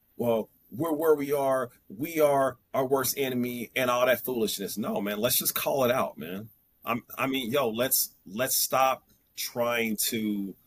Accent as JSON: {"language": "English", "town": "Kansas City", "region": "Missouri", "country": "United States", "said": "I'm from Kansas City, Missouri."}